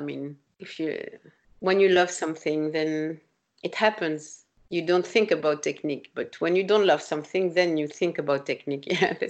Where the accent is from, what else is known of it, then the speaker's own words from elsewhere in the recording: France; English is a second language; because I grew up in France